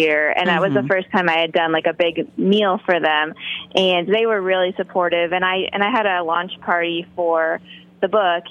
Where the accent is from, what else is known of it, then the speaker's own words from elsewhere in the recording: Indiana, United States; also born or lived in Bloomington, Indiana; I grew up in Indiana, which was only about an hour from Chicago